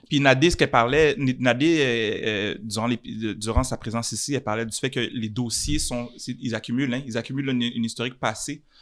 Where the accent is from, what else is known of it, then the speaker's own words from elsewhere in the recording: Montreal, Quebec, Canada; Je suis un Montréalais, mhm. je suis un Canadien